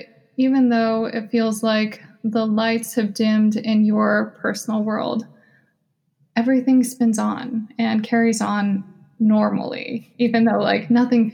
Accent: United States; Me and my sisters were born and raised in the United States.

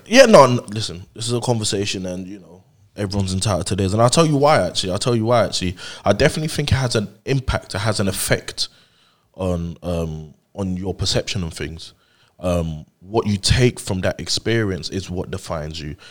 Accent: London, United Kingdom; also born or lived in Nigeria; I grew up over here

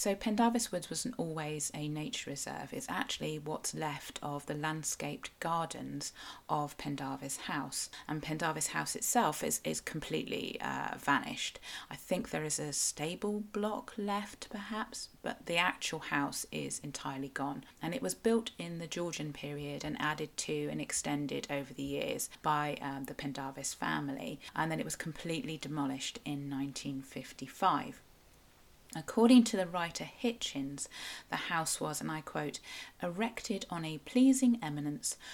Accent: Cornwall, South West England, United Kingdom; I am a Cornish writer and blogger

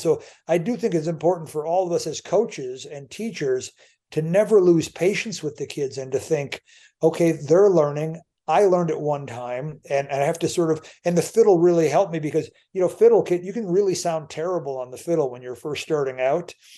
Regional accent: United States; I'm an American

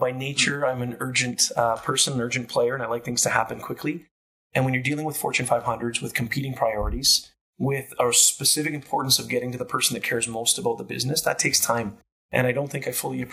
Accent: Canada; also born or lived in Calgary; a Canadian kid growing up with Italian heritage

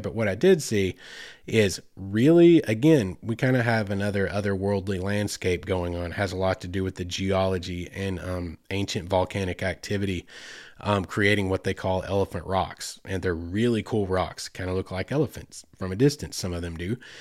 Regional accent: Oklahoma, United States; I grew up in Oklahoma

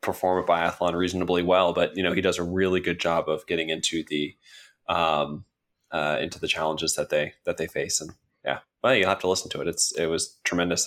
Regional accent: United States; as an American

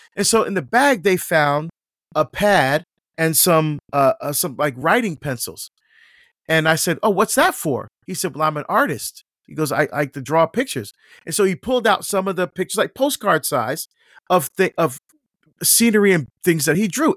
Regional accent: Barbados; now in United States; I was born in Barbados in the West Indies, um, and we're first generation to come to the United States

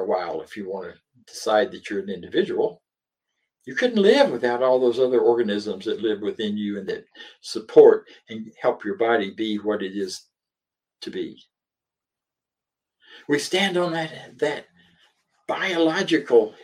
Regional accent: the South, Southern United States, United States; accent: Southern; moved away as an adult; also born or lived in Philadelphia / California / Denver, Colorado; And even though I'm a southerner, I've lived most of my adult life elsewhere

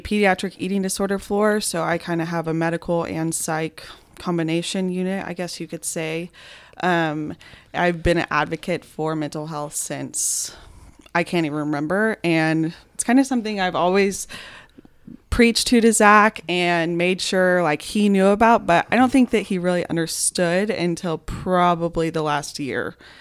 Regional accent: Austin, Texas, United States; also born or lived in Lubbock; I grew up in Austin

